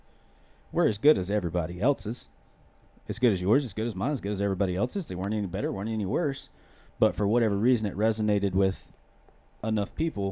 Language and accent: English; hometown of …, North Carolina, United States; I come from a very small town, 1,200 people, but we got some famous people that come from there. So, the …, from my hometown